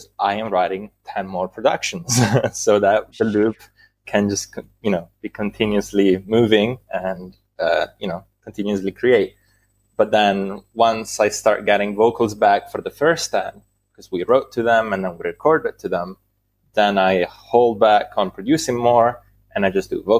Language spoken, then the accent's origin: English; Italy; English is a second language; I am from Italy.